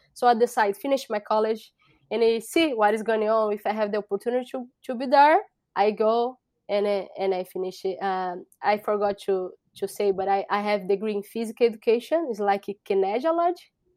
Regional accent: São Paulo, Brazil; English is a second language; moved away as an adult; now in United States; I'm from Brazil. So, I bro-, I born in Brazil.

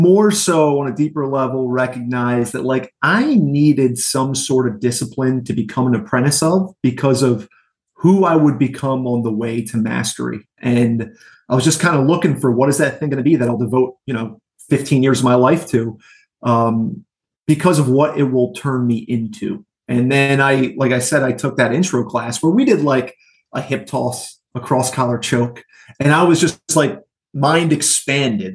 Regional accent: Yardville, New Jersey, United States; I grew up in Yardville, New Jersey, which is about 20 minutes from where my academy is now

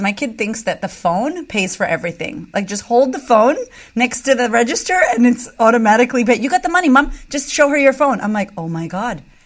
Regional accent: United States; moved away as an adult; now in Australia; I'm American

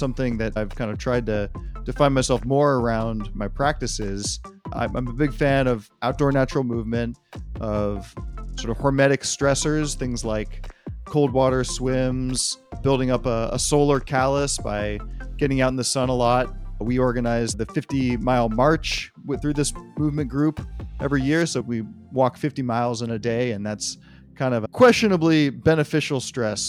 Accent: Marin County, Northern California, United States; also born or lived in Berkeley, California; I'm a Californian and a Northern Californian by birth. I was born within a 15-mile radius of where I am now in Berkeley. I was born in Marin County

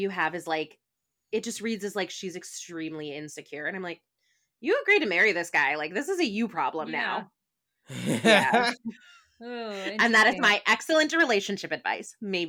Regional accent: United States; maybe this is also just like my bias as like an American TV watcher

